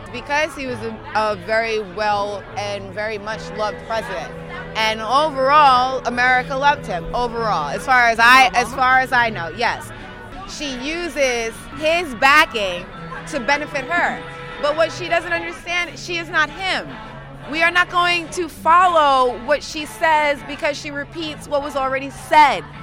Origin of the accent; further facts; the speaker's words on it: New York City, New York, United States; also born or lived in Bed-Stuy, Brooklyn; I'm from Queens. I reside in Bed-Stuy, Brooklyn now.